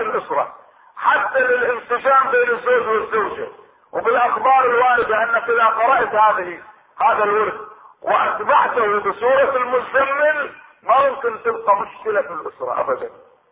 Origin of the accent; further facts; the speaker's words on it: Iraq; عندنا في العراق